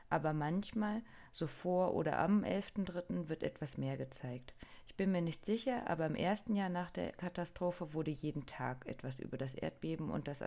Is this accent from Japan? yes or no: yes; Niigata, Japan; Ich bin in Niigata geboren und aufgewachsen.